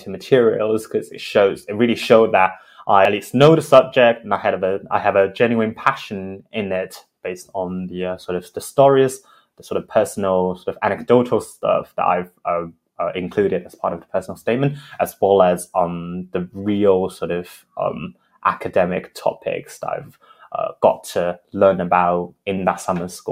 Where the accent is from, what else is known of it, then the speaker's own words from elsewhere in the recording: Beijing, China; I'm from Beijing, China. I went to an international school in Beijing as well.